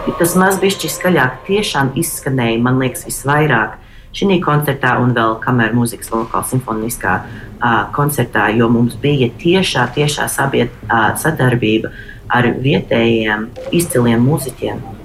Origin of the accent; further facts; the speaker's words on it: Boston, Massachusetts, United States; esot no Bostonas